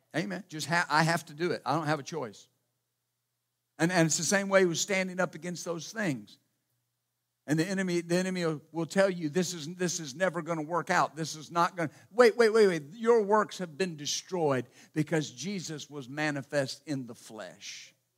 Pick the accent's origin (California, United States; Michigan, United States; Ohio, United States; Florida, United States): Ohio, United States; Ashland; born or raised there; moved away; also born or lived in Wilmington